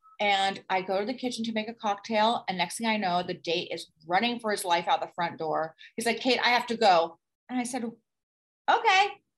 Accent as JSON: {"language": "English", "region": "Florida", "country": "United States", "tie": "born or raised there", "said": "I grew up in Florida. There's no ice rinks in Florida."}